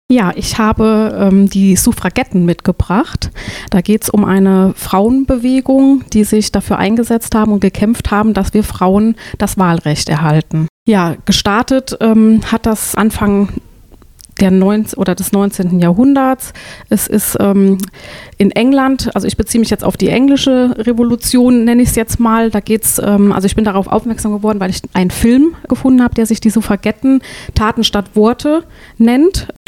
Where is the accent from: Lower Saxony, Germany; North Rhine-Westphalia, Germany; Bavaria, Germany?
North Rhine-Westphalia, Germany; Kreuztal; mein erstes Lebensjahr bin ich in Kreuztal aufgewachsen, bevor wir dann nach Trestiefenbach gezogen sind.